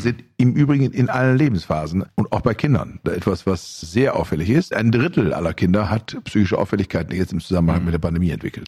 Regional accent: Germany; bei uns in Deutschland

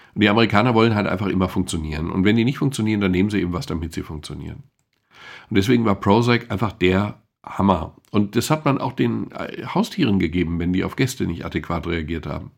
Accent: Germany; wir als Deutsche

